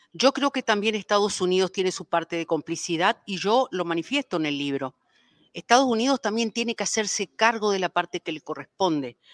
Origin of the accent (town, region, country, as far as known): Paraguay; now in Mexico